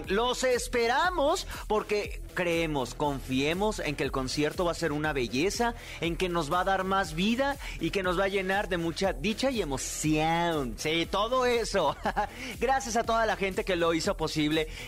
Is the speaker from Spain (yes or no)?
no; Mexico; nosotros mexicanos